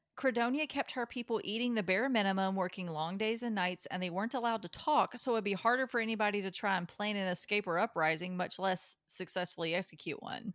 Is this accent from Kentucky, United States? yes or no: yes; Kentucky, United States; I'm from Kentucky